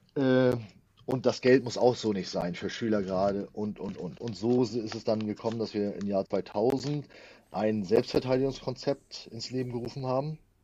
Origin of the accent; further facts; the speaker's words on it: Schleswig-Holstein, Germany; bei uns in Schleswig-Holstein